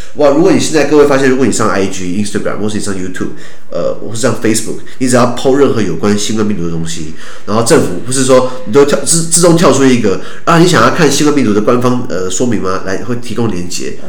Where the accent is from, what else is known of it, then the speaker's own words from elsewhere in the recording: Taiwan; 我们台湾人